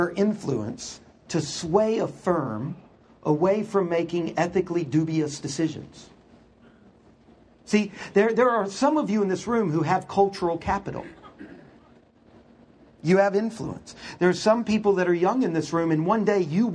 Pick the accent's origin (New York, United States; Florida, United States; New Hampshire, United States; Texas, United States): Texas, United States; Houston; I grew up in Houston.